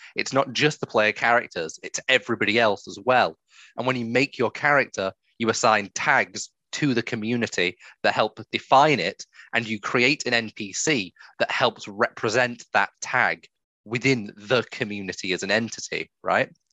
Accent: England, United Kingdom; I'm English

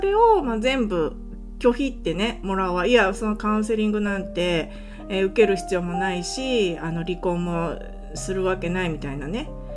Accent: Japan; moved away as an adult; now in California, United States; 私の地元田舎なんで

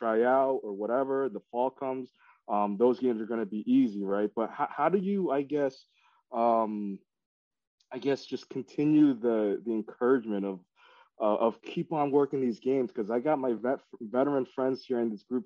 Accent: Kerhonkson, New York, United States; now in Long Island, United States; I grew up in Ulster County. I grew up in Kerhonkson. I live in Long Island now

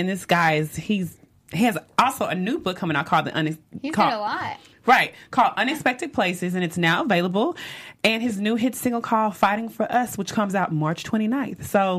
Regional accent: Dallas, Texas, United States; I'm from Dallas, Texas

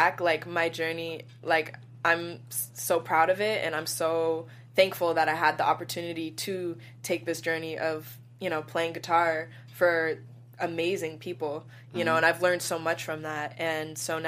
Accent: the Bay Area, California, United States; we're both from the Bay

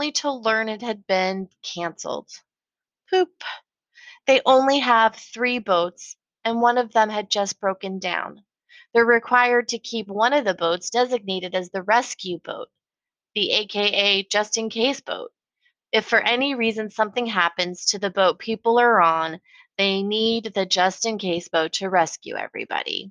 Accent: Colorado, United States; now in Portland, United States; I grew up in Colorado

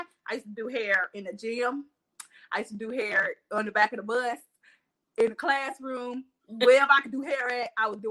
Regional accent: Albany, Georgia, United States; also born or lived in Charleston, South Carolina; I was born in Charleston, South Carolina, which you already know Albany, Georgia done raised me

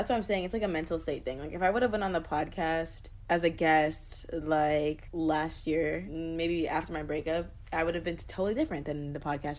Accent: Florida, United States; moved away as an adult; now in Los Angeles, United States; I'm actually at my hometown. I'm in Florida in my childhood room. It's not even my childhood room because I really moved here when I was like, I think I was like 12 or something, but it feels like my childhood room.

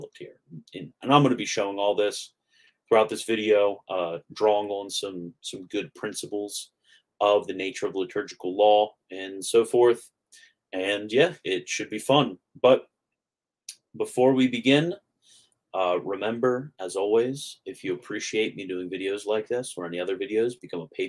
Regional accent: Maryland, United States; also born or lived in Florida; now in North Carolina, United States; I grew up in Maryland. Then I was in Florida.

